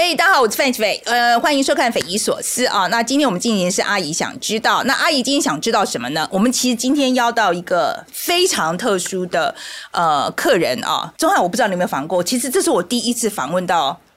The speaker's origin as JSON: {"language": "Chinese", "country": "Taiwan", "said": "我们台湾人"}